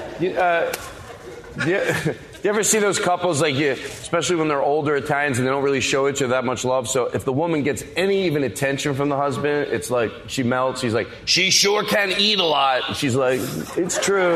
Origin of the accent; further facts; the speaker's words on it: Paoli, Pennsylvania, United States; Philadelphia, the suburbs